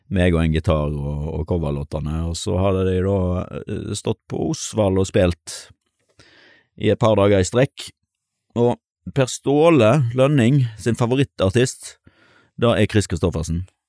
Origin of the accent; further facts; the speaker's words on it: Stord, Vestland, Norway; also born or lived in Bergen; når jeg flytta hjem til Sunnhordland, så eh, kom jeg fra Bergen.